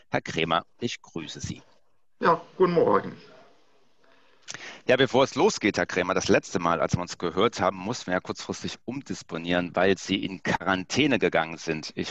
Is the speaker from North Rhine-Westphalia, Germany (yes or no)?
no; Pforzheim, Baden-Württemberg, Germany; Ich stamme aus der Goldstadt Pforzheim, wo immer noch 75 Prozent der deutschen Goldverarbeitung stattfindet. Deshalb wurde mir quasi das Goldkettchen äh, in die Wiege gelegt.